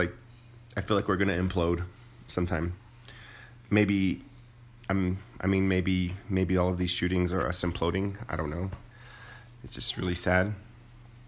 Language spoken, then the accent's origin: English; Moriarty, New Mexico, United States; I grew up in Moriarty where, you know, there were, my parents had guns